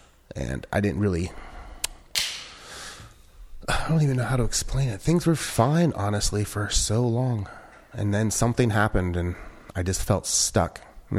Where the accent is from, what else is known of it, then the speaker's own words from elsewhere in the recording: Midwest, United States; I'm from the Midwest, so like we're fairly polite up there.